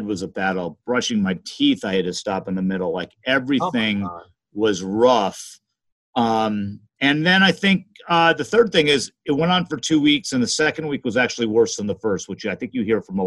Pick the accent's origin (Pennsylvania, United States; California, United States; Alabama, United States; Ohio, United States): California, United States; Los Angeles; I grew up in Los Angeles, those old days where you had smog